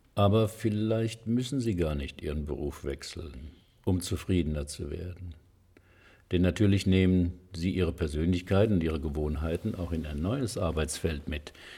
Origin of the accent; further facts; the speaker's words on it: Heidelberg, Baden-Württemberg, Germany; die Uni Heidelberg, meine Heimatstadt